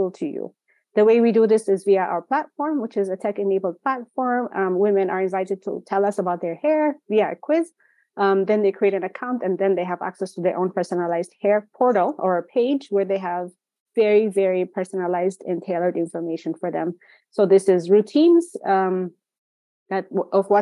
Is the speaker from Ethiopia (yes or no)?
yes; Ethiopia; moved away; also born or lived in Chicago / Minneapolis; Growing up in Ethiopia